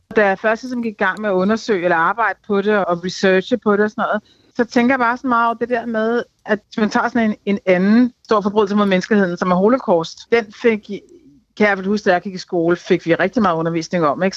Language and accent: Danish; Denmark; det er mig som dansker